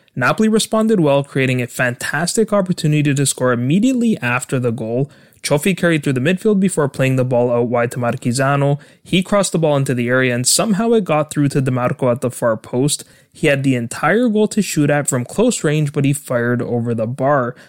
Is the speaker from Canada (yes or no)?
yes; Canada; my home country of Canada